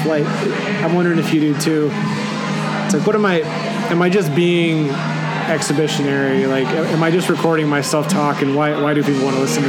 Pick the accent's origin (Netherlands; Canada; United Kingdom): Netherlands; also born or lived in Belgium; But all of all of the downtown areas I had growing up in the Netherlands and Belgium, they were all walking only.